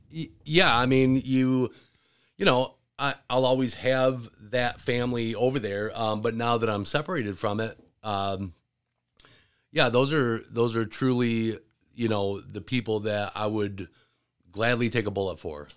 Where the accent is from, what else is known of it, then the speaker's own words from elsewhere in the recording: Williamston, Michigan, United States; also born or lived in Gaylord, Michigan / north of Detroit, Michigan; I grew up in Williamston.